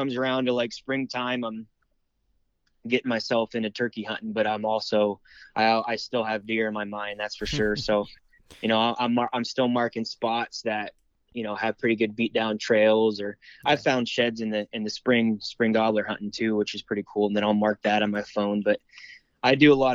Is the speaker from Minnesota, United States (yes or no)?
no; Warren, Pennsylvania, United States; now in Meadville, United States; I'm from Warren, Pennsylvania